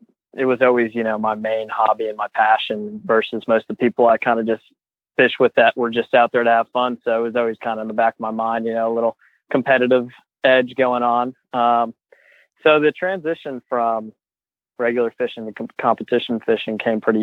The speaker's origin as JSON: {"language": "English", "region": "Georgia", "country": "United States", "tie": "born or raised there", "also_born_or_lived": "New York", "said": "when I moved from New York to Georgia"}